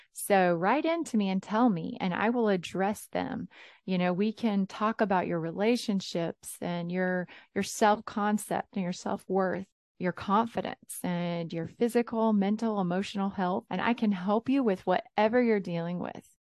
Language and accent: English; South Carolina, United States; I was born and raised in South Carolina